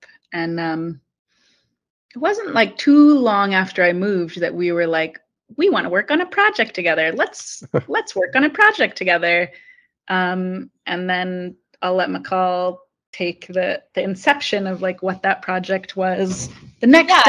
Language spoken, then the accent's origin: English; Bay Area, California, United States; now in Los Angeles, United States; And I grew up mostly in the Bay Area in California, and now I live in Los Angeles.